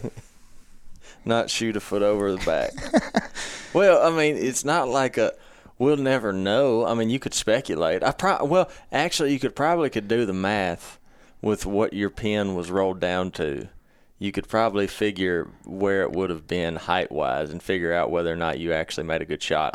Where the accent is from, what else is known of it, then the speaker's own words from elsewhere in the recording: Mississippi, United States; we're all from Mississippi, too